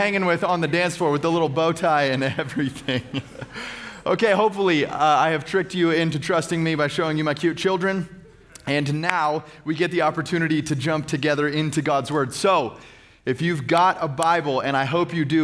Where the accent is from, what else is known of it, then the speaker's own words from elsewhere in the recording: Phoenix, Arizona, United States; I hail from Phoenix, Arizona. I am a church planter and lead pastor of a local church right there in central Phoenix